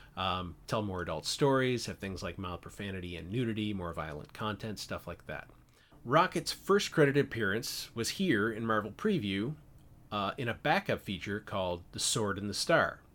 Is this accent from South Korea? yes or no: no; Canada; moved away as an adult; now in California, United States; I am Canadian, though I've been living in California for the last sixteen years.